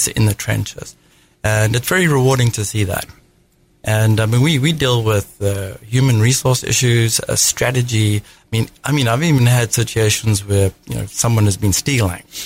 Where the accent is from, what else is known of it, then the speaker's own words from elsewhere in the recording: South Africa; accent: South African; moved away as an adult; now in United States; I hail from South Africa. That's the accent. Uh, I came over when I was 27 in the United States.